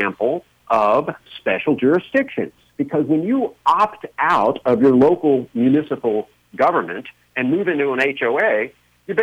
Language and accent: English; United States; my home country